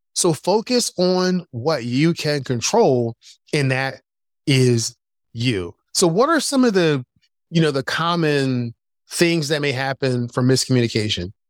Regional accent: Philadelphia, Pennsylvania, United States; moved away as an adult; also born or lived in North Carolina; I grew up in Philadelphia

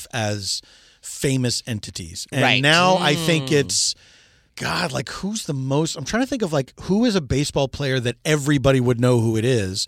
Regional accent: Philadelphia, Pennsylvania, United States; now in Los Angeles, United States; I'm from Philadelphia, but I've lived here since 1994

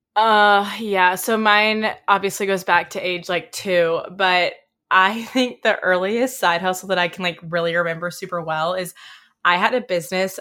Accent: Oxford, Mississippi, United States; I was from Oxford, and a lot of the people who were working as, like, bouncers or people at restaurants went to my high school

